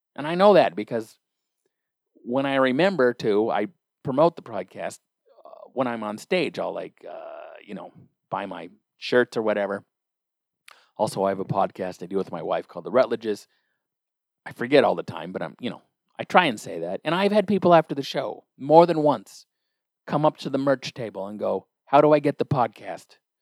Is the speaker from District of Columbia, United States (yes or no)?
no; Olympia, Washington, United States; I'm from Olympia, Washington.